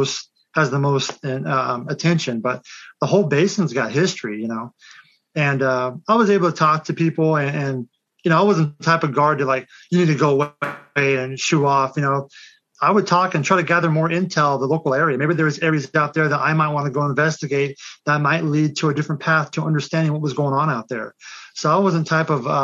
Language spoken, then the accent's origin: English; Kansas, United States; I was born and raised in Kansas